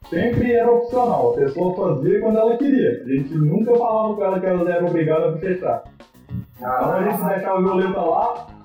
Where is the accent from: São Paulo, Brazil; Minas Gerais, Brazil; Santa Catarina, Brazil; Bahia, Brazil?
Minas Gerais, Brazil; Pô, só porque eu sou de Minas eu virei cachaceiro